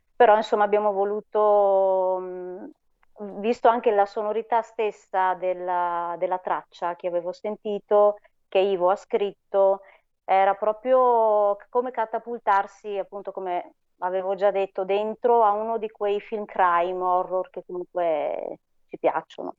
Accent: Monza, Lombardy, Italy

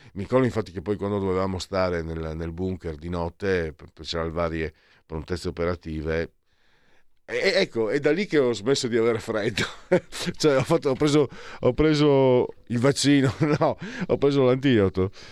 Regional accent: Triveneto, Italy; moved away; vengo dal Triveneto, sono qua da 18 anni

